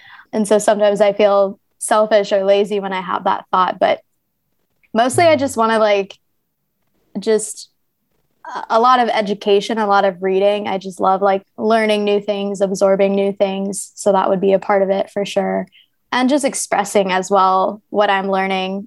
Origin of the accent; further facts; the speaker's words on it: New Jersey, United States; now in Ho Chi Minh City, Vietnam; I'm actually from New Jersey, so where Princeton is